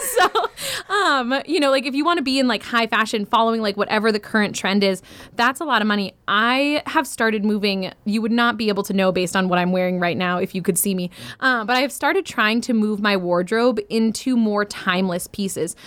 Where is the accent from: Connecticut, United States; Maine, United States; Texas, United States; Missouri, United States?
Maine, United States; now in Michigan, United States; I grew up in Maine, I live in Michigan